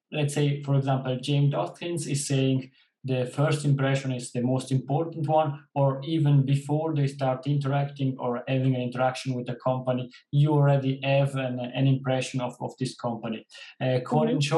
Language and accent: English; Switzerland; I am coming from Switzerland